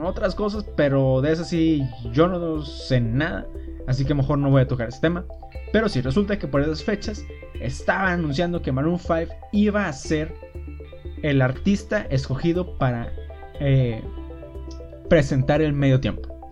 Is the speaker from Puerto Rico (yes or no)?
no; Mexico; como buen mexicano